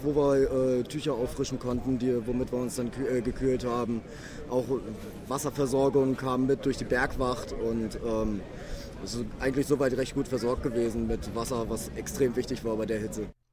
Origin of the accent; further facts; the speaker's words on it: Hamburg, Germany; ich komme aus Hamburg